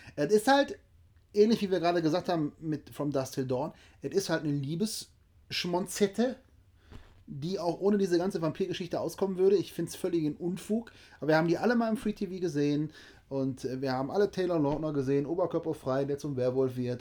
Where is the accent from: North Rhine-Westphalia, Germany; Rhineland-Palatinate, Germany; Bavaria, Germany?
North Rhine-Westphalia, Germany; Oberhausen; also born or lived in Duisburg; ich bin mit denen in Oberhausen und in Duisburg aufgewachsen